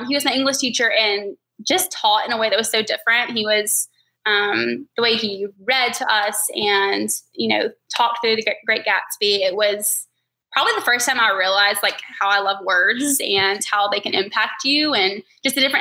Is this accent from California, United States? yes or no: no; Taylorsville, Georgia, United States; moved away as an adult; also born or lived in Rome, Georgia / Charleston, South Carolina; now in Atlanta, United States; We're from Taylorsville, Georgia, so it's like 20 minutes outside of Rome